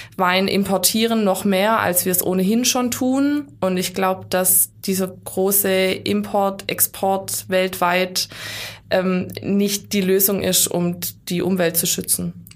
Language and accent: German; Baden-Württemberg, Germany; bei uns in Württemberg